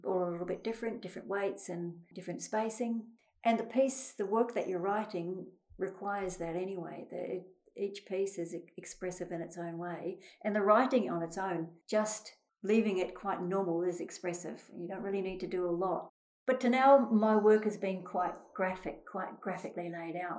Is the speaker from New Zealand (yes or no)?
yes; New Zealand; moved away; I came from New Zealand and I was brought up in a family where my mother did all sorts of things